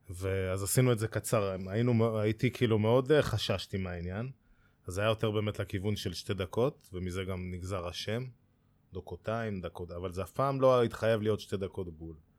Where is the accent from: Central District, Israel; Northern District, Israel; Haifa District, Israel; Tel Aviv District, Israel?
Central District, Israel; Kfar Saba; אני מכפר סבא, גולש כפר סבאי, וגרתי בשכונה שנקראת שכונת חיל הים